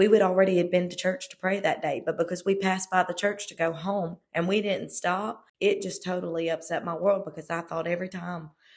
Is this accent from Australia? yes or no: no; South Louisiana, United States; I was born and raised in South Louisiana, and my parents pastored there